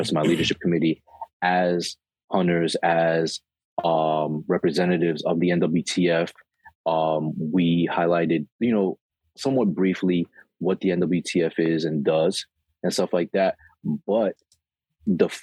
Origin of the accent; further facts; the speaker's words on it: New York City, New York, United States; also born or lived in Queens; I live in Queens now, but I was born and raised in Brooklyn